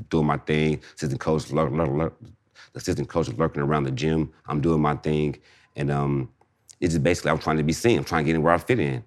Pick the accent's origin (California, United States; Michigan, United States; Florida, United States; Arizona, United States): California, United States; Inglewood; I'm from Inglewood